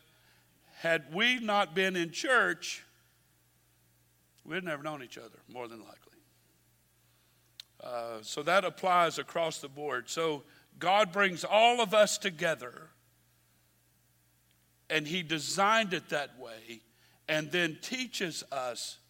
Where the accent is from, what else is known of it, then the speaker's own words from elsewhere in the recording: Baton Rouge, Louisiana, United States; I was born and raised in Baton Rouge